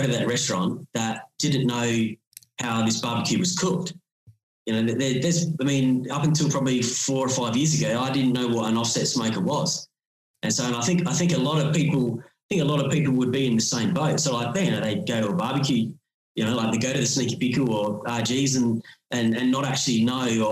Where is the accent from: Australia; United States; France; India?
Australia; I grew up in Waiponga, and it gets cold down here.